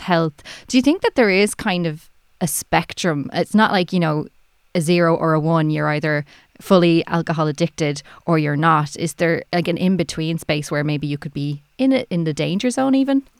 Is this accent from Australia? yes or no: no; Ireland; I'm Irish